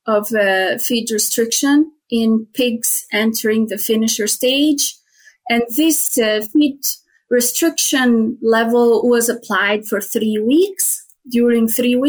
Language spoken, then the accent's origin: English; Tirana, Tirana County, Albania; moved away as an adult; also born or lived in Spain; now in Edmonton, Canada; I was born and raised in Albania, in Tirana